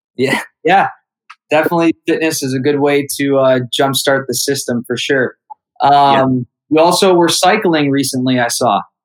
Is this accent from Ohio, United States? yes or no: yes; Youngstown, Ohio, United States; my hometown of Youngstown, Ohio.